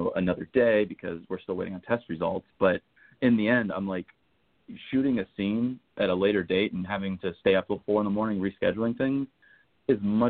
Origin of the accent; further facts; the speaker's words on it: Gwinnett County, Georgia, United States; also born or lived in Winder, Georgia; I grew up in Gwinnett, which is the biggest county in Georgia. It's right next to, you know, Atlanta, as you know. But I actually spent most of my high school years in Winder